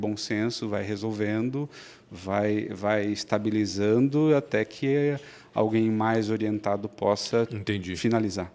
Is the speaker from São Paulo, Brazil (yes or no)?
no; Blumenau, Santa Catarina, Brazil; also born or lived in Florianópolis; Eu nasci em Blumenau, sempre vivi aqui, fiz faculdade na FURB.